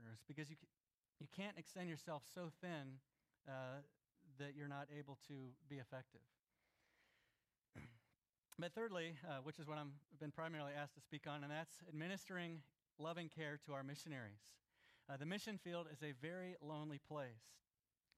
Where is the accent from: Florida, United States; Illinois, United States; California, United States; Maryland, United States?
Florida, United States; I grew up in Florida